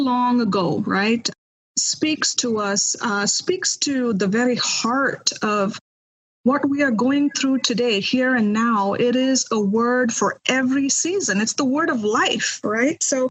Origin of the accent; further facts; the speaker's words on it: India; moved away as an adult; now in United States; I am originally from India. I am a missionary kid. My parents still are missionaries in India